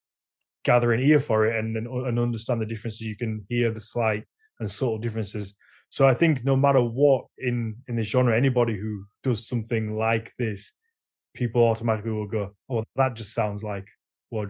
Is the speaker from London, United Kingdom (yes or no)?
no; Yorkshire and the Humber, United Kingdom; accent: Yorkshire; My Yorkshire accent would just come out within seconds